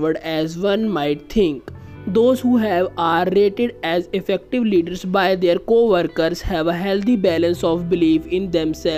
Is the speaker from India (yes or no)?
yes; India; I am from India.